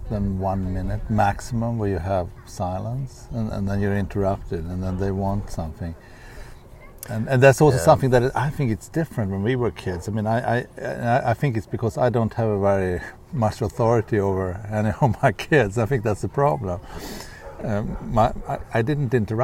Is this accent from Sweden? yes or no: yes; Sweden; moved away; how we grew up in Sweden